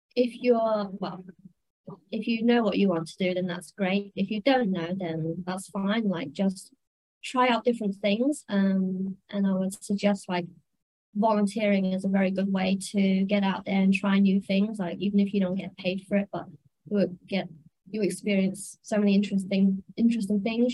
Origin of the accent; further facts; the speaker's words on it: United Kingdom; moved away as an adult; also born or lived in Manchester; now in Hong Kong; I'm British. I'm from the UK.